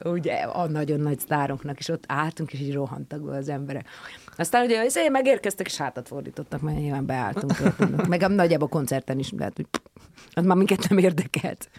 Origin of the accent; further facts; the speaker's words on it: Pilis, Pest, Hungary; mert hogy a pilis ez egy szakrális hely, egyébként meg ott nőttem fel